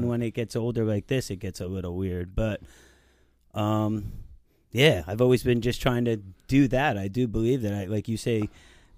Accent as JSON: {"language": "English", "town": "Manalapan", "region": "New Jersey", "country": "United States", "tie": "born or raised there", "said": "I grew up in Manalapan"}